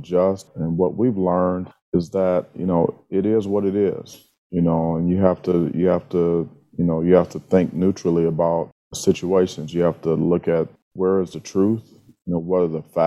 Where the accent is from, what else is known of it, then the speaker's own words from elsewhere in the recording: Cleveland, Ohio, United States; moved away as an adult; also born or lived in Wisconsin; now in Michigan, United States; growing up in the Midwest, being from Cleveland, playing at Wisconsin